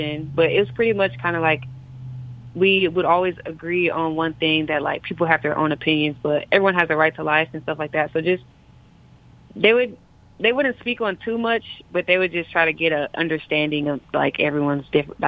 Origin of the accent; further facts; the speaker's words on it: Wisconsin, United States; I'm 18. I'm from Wisconsin